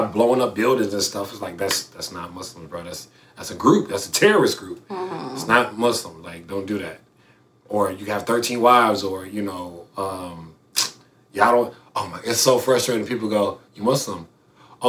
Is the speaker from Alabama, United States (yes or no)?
yes; Alabama, United States; also born or lived in Florida; I'm from Florida, but, you know, grew up in Alabama